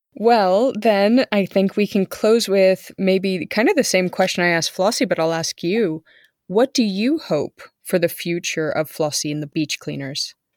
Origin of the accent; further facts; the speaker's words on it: California, United States; moved away; I was from California